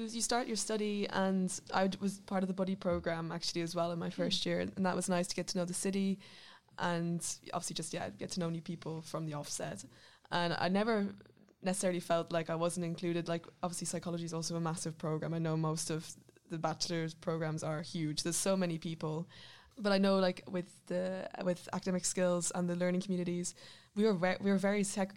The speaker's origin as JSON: {"language": "English", "country": "Ireland", "moved": "as an adult", "lives_now": "Netherlands", "said": "I'm from Ireland"}